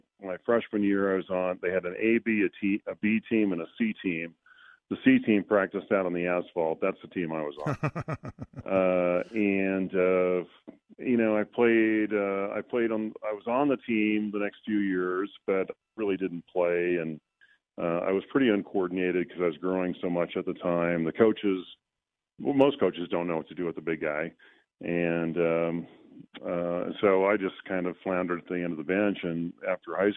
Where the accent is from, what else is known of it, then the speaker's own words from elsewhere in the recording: Southern California, United States; growing up in Southern California, the reason I played water polo is that I grew up at the beach